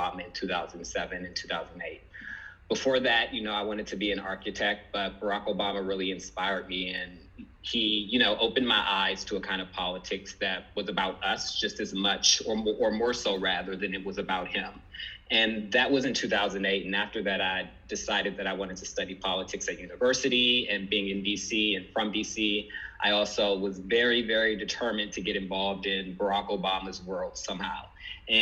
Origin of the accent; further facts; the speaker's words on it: Washington, District of Columbia, United States; I was born and raised in the Washington, D.C. area